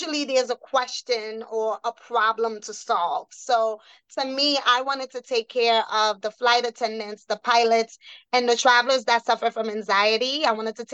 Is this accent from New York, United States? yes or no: yes; New York City, New York, United States; also born or lived in Haiti; Born in Haiti, raised in the Bronx, New York